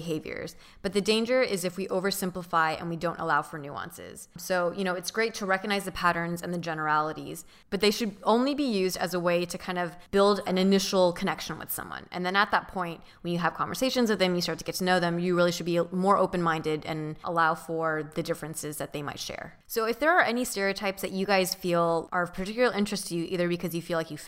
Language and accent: English; Orange County, California, United States; I grew up in Orange County